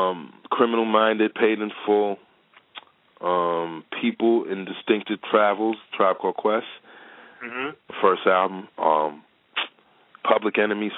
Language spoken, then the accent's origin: English; New York City, New York, United States; I'm from the Bronx, man. I'm from Gun Hill Road, bro. I'm right off